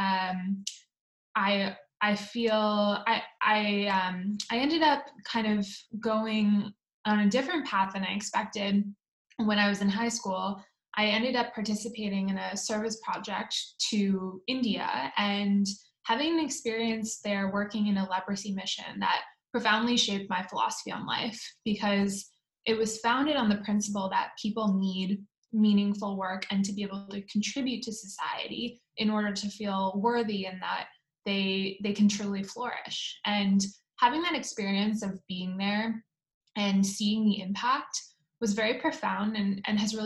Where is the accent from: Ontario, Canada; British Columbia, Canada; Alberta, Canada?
Ontario, Canada; Oakville; moved away as an adult; now in Palo Alto, United States; I grew up in Oakville, and I am a proud Canadian, though I've lived in the States for the last 10 years